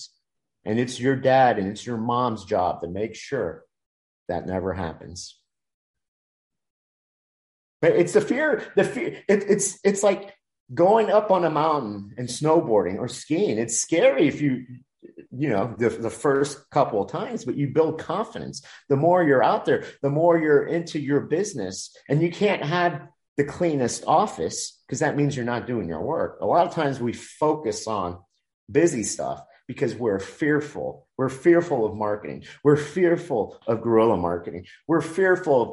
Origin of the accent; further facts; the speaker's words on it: Miami, Florida, United States; I was such an introvert in elementary school, Dade County Public School System, Miami, put me in ESOL